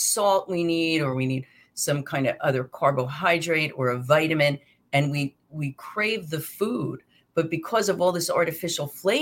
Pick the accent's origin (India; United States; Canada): United States; New Jersey; I'm from Jersey, so we say aunt